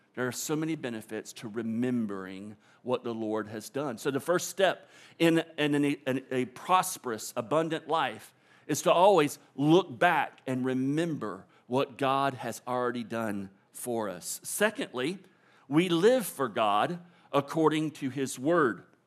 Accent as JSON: {"language": "English", "region": "Florida", "country": "United States", "tie": "born or raised there", "said": "I'm born and raised in Florida."}